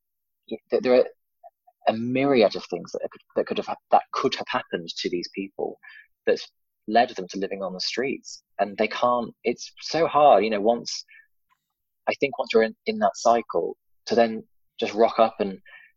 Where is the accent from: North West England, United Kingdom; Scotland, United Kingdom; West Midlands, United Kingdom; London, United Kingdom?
North West England, United Kingdom; Cheshire; also born or lived in Warrington; now in Cardiff, United Kingdom; I grew up in a village in Cheshire, little village